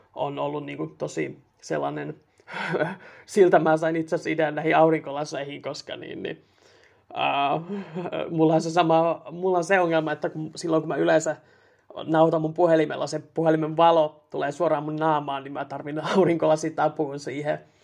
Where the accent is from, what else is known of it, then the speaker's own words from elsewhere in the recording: Helsinki, Uusimaa, Finland; also born or lived in Raahe; now in Tampere, Finland; kasvanut Helsingissä